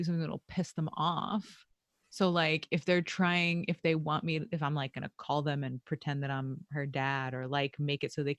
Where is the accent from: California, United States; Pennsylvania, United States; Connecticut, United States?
Connecticut, United States; Stamford; we had an underground river in the house that I grew up in Stamford